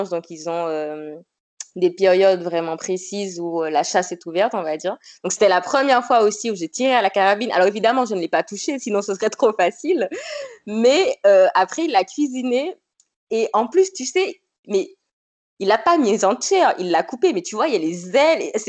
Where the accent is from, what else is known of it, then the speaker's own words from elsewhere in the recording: Martinique, France; martiniquaise, non, je n'ai pas de piment dans mes plats.